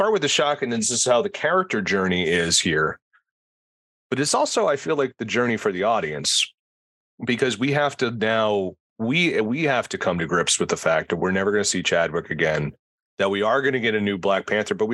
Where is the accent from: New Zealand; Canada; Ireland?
Ireland; I'm Irish